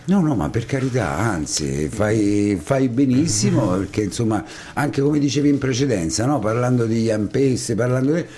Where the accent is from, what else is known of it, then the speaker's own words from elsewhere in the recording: Ascoli Piceno, Marche, Italy; siamo tutti e due ascolani di quartieri diversi